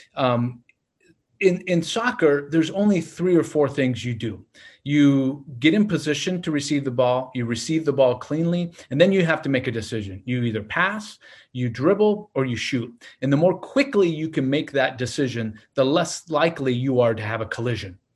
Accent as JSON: {"language": "English", "town": "Portland", "region": "Oregon", "country": "United States", "tie": "born or raised there", "moved": "as an adult", "lives_now": "Laurel, United States", "said": "I grew up in Portland"}